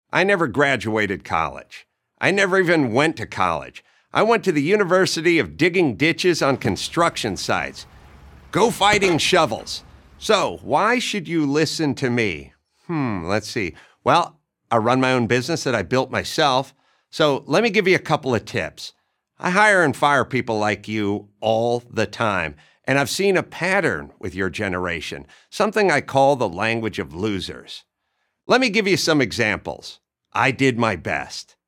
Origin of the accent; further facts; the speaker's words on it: Southern California, United States; I grew up in Southern California